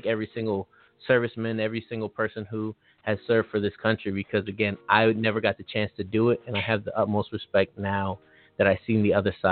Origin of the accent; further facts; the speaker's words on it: Los Angeles, California, United States; also born or lived in Maryland; it happened to a lot of my friends where we grew up around gangs. We grew up around a lot of things. And for me, I always got to escape. Like, I came back and forth from Maryland to L.A. because my parents were divorced. But I still got to experience stepping out of Los Angeles